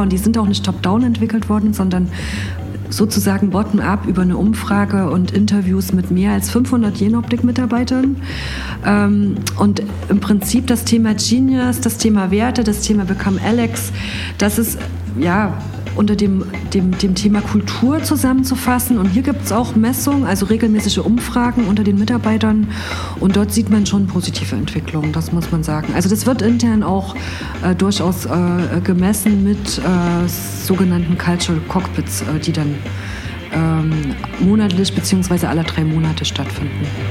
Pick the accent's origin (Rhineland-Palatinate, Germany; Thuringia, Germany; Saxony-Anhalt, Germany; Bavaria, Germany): Thuringia, Germany; Gera; now in Jena, Germany; bin aufgewachsen in Gera